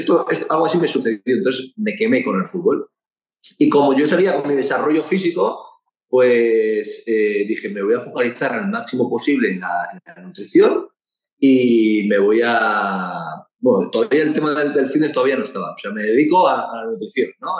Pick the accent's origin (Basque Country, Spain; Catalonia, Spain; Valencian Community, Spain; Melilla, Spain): Basque Country, Spain; como buen vasco que soy